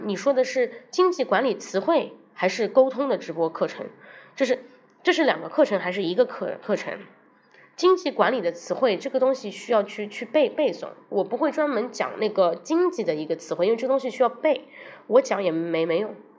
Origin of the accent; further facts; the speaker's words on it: China; 我们中国人可能说话并不，不是这样